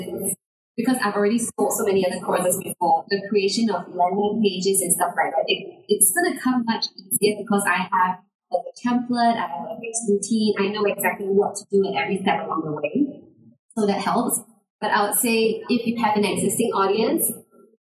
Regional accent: Singapore; I'm from Singapore

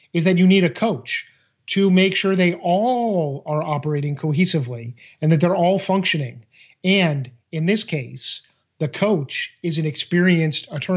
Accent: Boston, Massachusetts, United States; I grew up in Boston

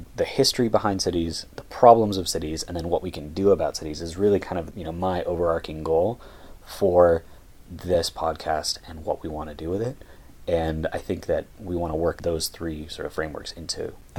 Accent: United States; we're both from the United States

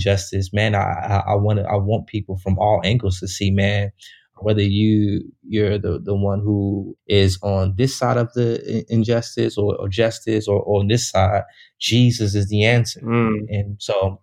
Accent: Chicago, Illinois, United States; I grew up in Chicago

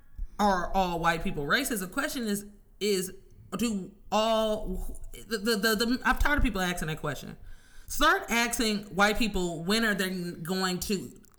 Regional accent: Oakland, California, United States; from Oakland.

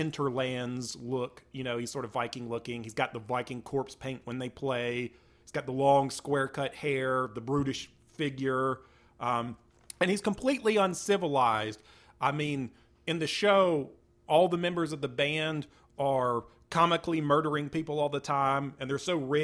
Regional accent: Tallahassee, Florida, United States; also born or lived in Bainbridge, Georgia; I was born in Tallahassee

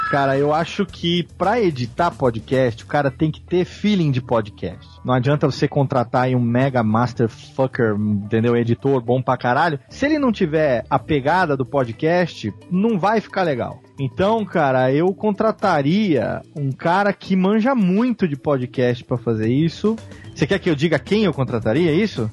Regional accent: interior of São Paulo, Brazil; moved away; eu voltei pra minha terra natal aqui no interior de São Paulo, depois de ter ficado vinte anos longe daqui

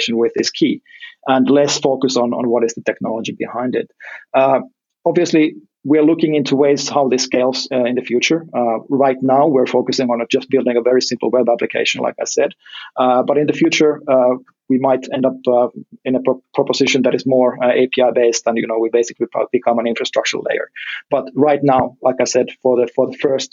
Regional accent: Finland; my home country, Finland

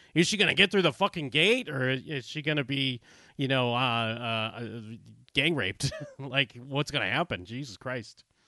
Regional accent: outside of Boston, Massachusetts, United States; I grew up outside of Boston

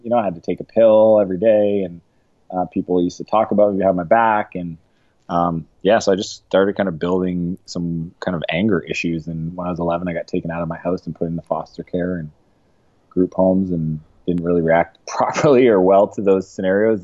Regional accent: East Coast, Canada; moved away as an adult; now in San Francisco, United States; I grew up in Canada, so Canadian.

